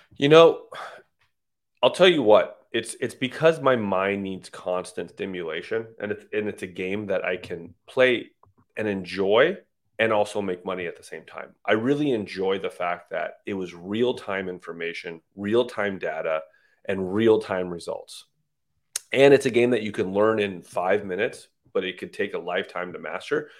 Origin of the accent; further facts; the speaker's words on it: San Jose, California, United States; moved away as an adult; also born or lived in Iran / Texas / Las Vegas; My father moved here when I was about three or four